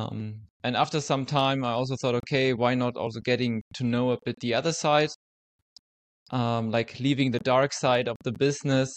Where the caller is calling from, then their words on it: Zurich, Switzerland; also born or lived in St. Gallen; I'm calling in from Switzerland, currently living in Zurich